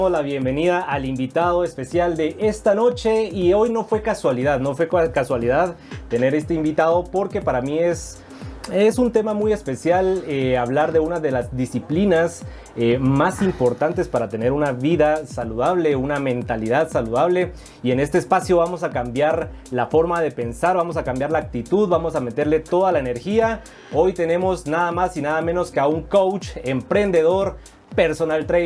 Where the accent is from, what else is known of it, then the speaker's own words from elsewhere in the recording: Venezuela; moved away as an adult; now in Guatemala; Soy venezolano, soy chamo. Venezolano, venezolano.